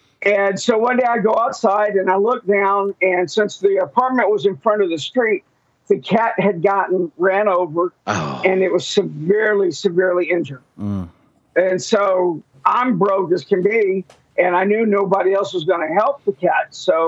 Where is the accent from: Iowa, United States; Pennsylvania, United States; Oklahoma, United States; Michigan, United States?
Oklahoma, United States; Enid; since we're from Enid, that is where my weird story takes place.